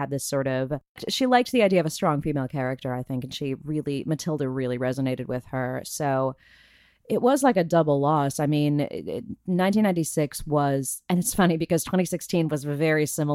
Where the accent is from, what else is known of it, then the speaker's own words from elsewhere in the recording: Burbank, California, United States; my hometown of Burbank, California, about 20 minutes away